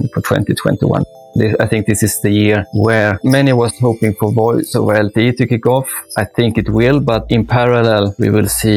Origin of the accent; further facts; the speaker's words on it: Sweden; now in Gothenburg, Sweden; I'm Swedish, moved to Gothenburg 20 years ago.